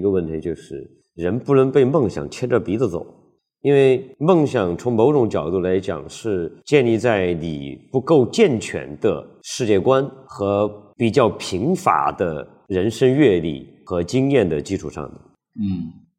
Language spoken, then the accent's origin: Chinese; Guizhou, China; 因为他是广西人，我是贵州人，就我们俩就按照这本书的分类，我们都是赞米亚人，我们都是在王化的这个传统的这个中原王朝的这个统治范围之外的人